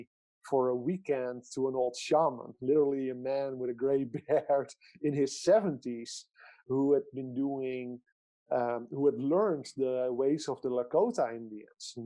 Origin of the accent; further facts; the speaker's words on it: Netherlands; I grew up in the Netherlands and I still live in the Netherlands